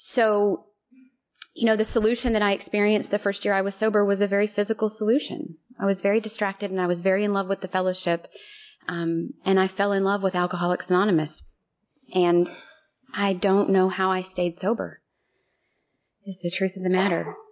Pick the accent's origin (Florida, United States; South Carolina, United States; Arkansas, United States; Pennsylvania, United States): Arkansas, United States; Little Rock; moved away as an adult; now in New Hampshire, United States; I currently live in New Hampshire, but um born and raised in Little Rock.